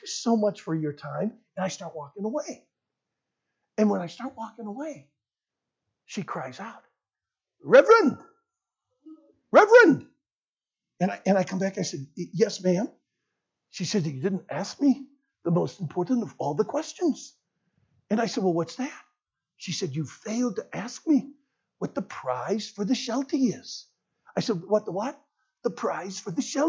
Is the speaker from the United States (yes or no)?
yes; United States; I'm from America.